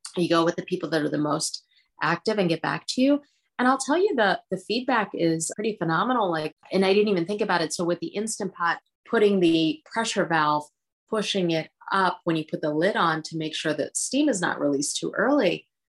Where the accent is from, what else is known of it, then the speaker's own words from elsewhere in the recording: Philadelphia, Pennsylvania, United States; first language Hindi; English is a second language; also born or lived in India / Punjab; I'm from Philadelphia